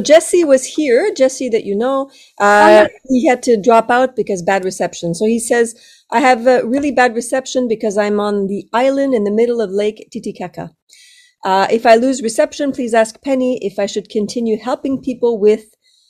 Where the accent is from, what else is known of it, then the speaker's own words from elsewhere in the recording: Romania; English is a second language; moved away as an adult; now in United Kingdom; I'm from Romania, and I've lived in the UK for the last 3 years.